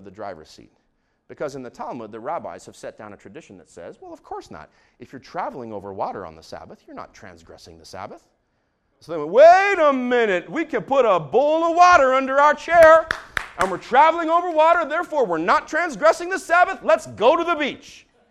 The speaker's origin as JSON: {"language": "English", "country": "Israel", "tie": "born or raised there", "said": "I grew up in Israel"}